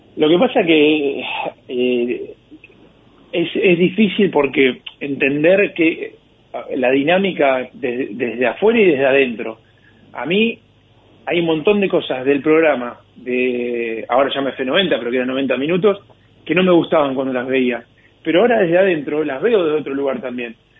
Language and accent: Spanish; Argentina; Para nosotros, como argentinos